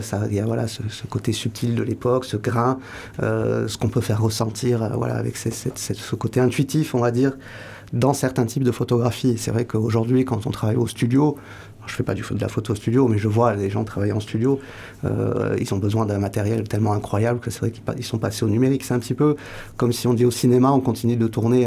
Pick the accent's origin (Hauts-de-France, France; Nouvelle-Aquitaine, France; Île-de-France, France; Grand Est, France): Nouvelle-Aquitaine, France; Pau; moved away as an adult; also born or lived in Toulouse; now in Hossegor, France; je suis né à Pau, pas loin d'ici. Ah oui euh, J'ai grandi à Pau